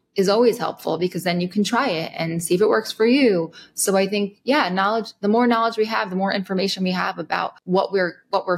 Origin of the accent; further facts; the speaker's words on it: Rockland County, just outside New York City, United States; I grew up just outside New York City, Rockland County